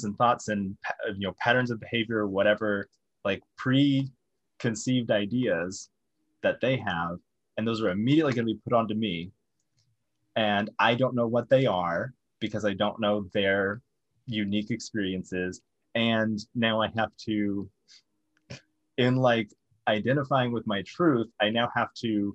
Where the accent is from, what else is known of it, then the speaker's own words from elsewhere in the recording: the South, United States; growing up in the South